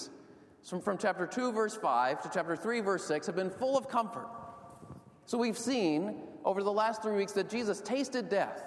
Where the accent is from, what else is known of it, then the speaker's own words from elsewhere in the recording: outside of Boston, Massachusetts, United States; When I was growing up outside of Boston, I played ice hockey for the town youth